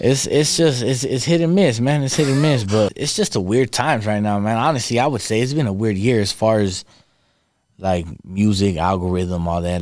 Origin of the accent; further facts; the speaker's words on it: Victorville, California, United States; first language Spanish; English is a second language; I still live in my hometown